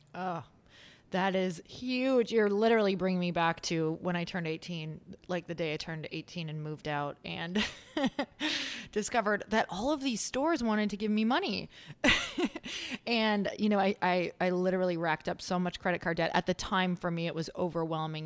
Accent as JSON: {"language": "English", "region": "Midwest", "country": "United States", "moved": "yes", "lives_now": "Los Angeles, United States", "said": "I come from the Midwest and now being out in L"}